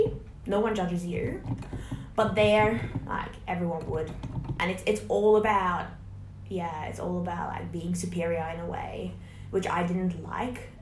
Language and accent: English; Hungary; English is a second language; now in Australia; when people ask me where I'm from and I say I'm from Hungary